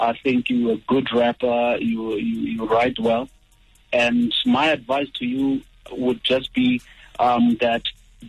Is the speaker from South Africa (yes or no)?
yes; Mpumalanga, South Africa; I'm a guy from Mpumalanga